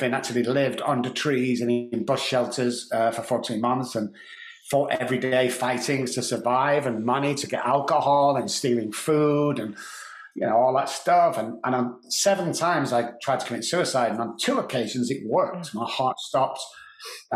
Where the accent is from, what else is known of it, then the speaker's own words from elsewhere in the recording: Manchester, North West England, United Kingdom; moved away as an adult; also born or lived in Dallas, Texas; now in San Antonio, United States; growing up in Manchester